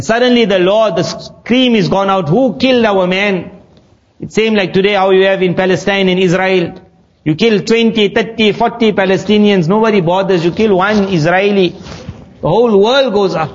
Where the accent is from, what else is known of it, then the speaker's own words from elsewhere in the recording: South Africa; When we grew up in South Africa